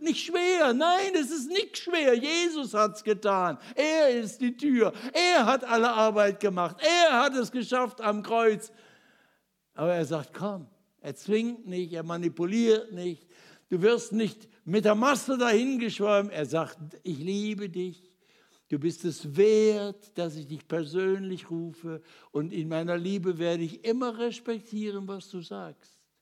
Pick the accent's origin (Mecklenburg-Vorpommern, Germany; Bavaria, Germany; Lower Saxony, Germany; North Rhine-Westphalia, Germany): North Rhine-Westphalia, Germany; Ruhr area; ich bin ja in Trümmern aufgewachsen. Im Ruhrgebiet, Krieg geboren